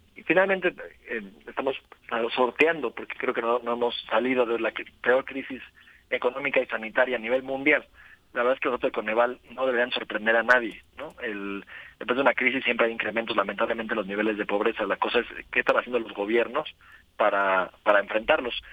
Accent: Morelos, Mexico; en el estado de Morelos

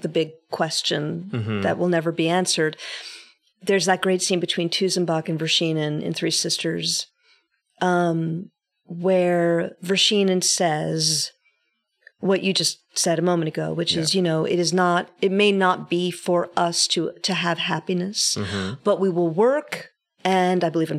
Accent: New York City, New York, United States; born and bred in New York City, born of people who were born in New York City

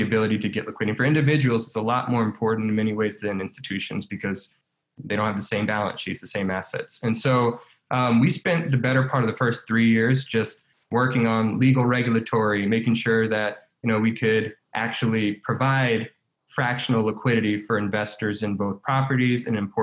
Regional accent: Baton Rouge, Louisiana, United States; my hometown of Baton Rouge

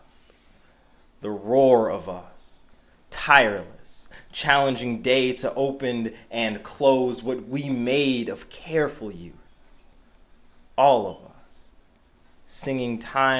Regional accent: Boston, Massachusetts, United States; the street that I grew up on in Dorchester, not very far from this building

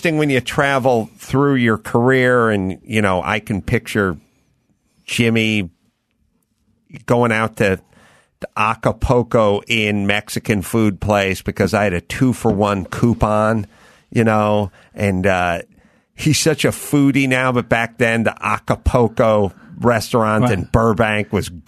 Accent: North Holland, Netherlands; English is a second language; you know, watch these commercials when I was 10. I'm from North Holland. Like, I don't know what this means.

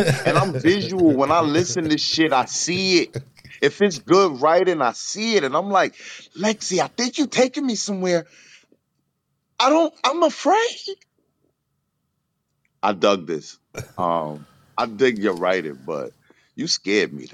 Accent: New York City, New York, United States; I'm from the Bronx

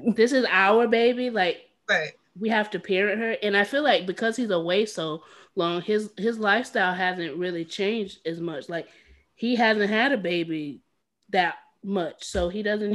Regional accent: the South, United States; I too am from the South

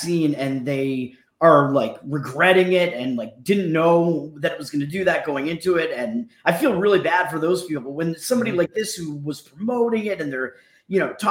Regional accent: New England, United States; hurricane that hit us up here in New England when I was a kid, like probably 6 years old

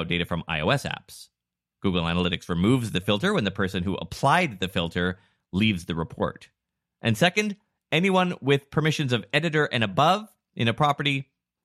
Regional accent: Vancouver, British Columbia, Canada; we're from Vancouver

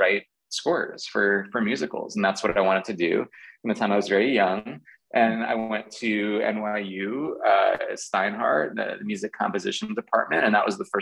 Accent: Garden City, New York, United States; I grew up on Long Island in Nassau County. Garden City is the name of the town I grew up

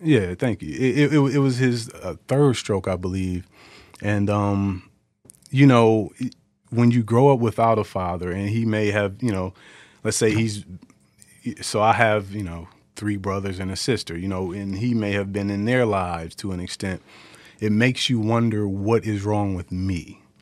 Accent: Detroit, Michigan, United States; born and raised in Detroit.

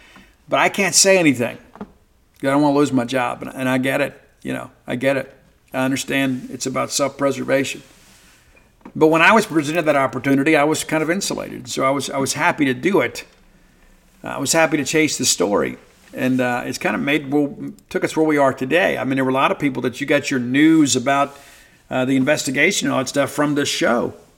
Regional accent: Mississippi, United States; growing up in South Mississippi and then finding a way to achieve something in your life despite some tremendous obstacles

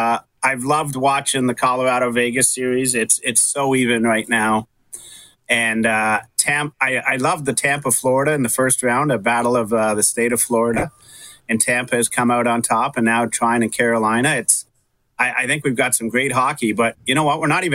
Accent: Russia; there was people from my hometown in Russia

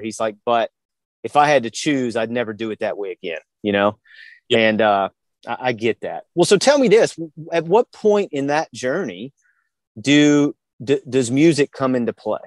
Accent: Virginia, United States; moved away as an adult; we're originally from Virginia, and my wife and I had had moved down here back at the end of 2010

